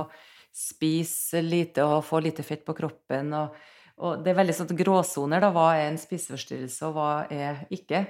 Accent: Nordmøre, Møre og Romsdal, Norway; now in Trondheim, Norway; jeg, bor i Trondheim. Jeg er fra Nordmøre

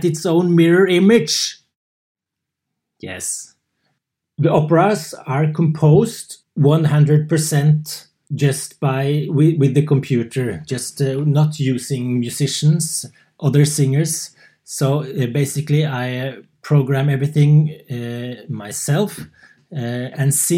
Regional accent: Oslo, Norway; moved away as an adult; also born or lived in Värmland, Sweden; now in Sweden; I come from Oslo, Norway. But for the last 6-7 years, I've been living in the forest in Värmland, Sweden

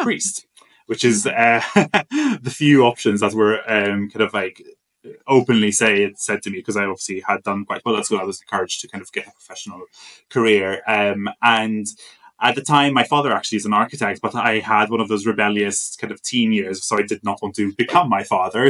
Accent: Malta; moved away as an adult; I'm from Malta originally. So um, I grew up in Malta um, and I went to university there

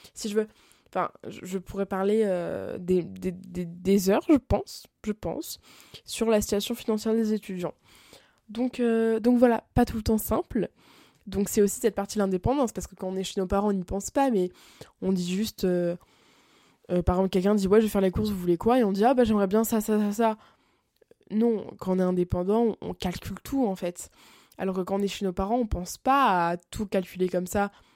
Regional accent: France; moved away as an adult; now in Montreal, Canada; quand je suis en France

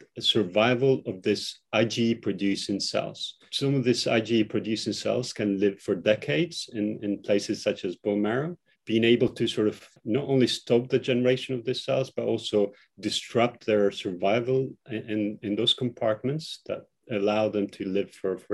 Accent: Kosovo; now in United Kingdom; I'm originally also from Kosovo

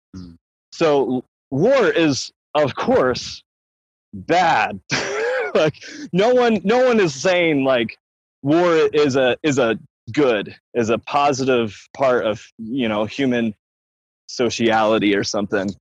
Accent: Oregon, United States; I, I grew up in Oregon

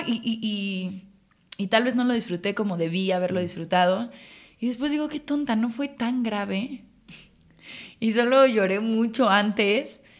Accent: Mexico City, Mexico; En la Ciudad de México, Chilanga

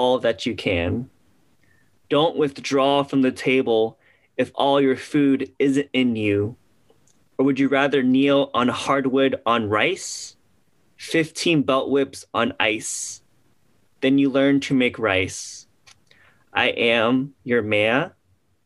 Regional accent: Houston, Texas, United States; growing up in Houston

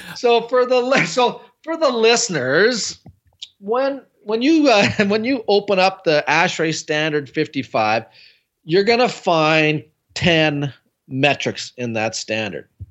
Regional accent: Canada; I'm from Canada

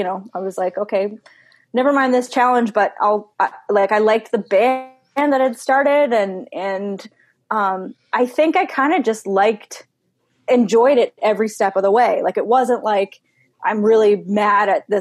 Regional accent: Newfoundland and Labrador, Canada; born or raised there

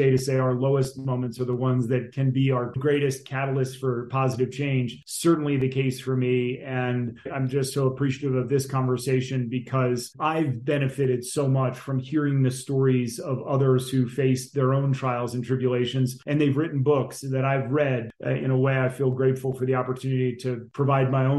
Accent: Northern New Jersey, United States; moved away as an adult; also born or lived in Vermont; I grew up in Northern New Jersey outside New York City

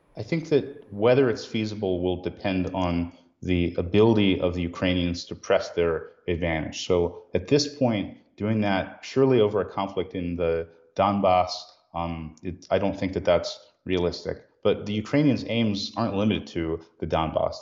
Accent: United States

